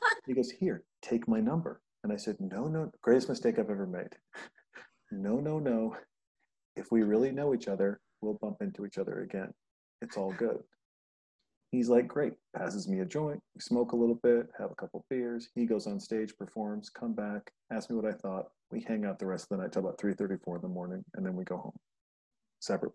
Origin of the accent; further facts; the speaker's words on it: Montana, United States; moved away; also born or lived in Los Angeles, United States; I'm from Montana.